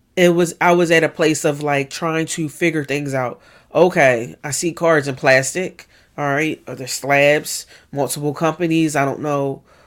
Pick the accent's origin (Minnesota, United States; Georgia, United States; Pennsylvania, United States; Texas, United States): Pennsylvania, United States; Philadelphia; born and raised in West Philadelphia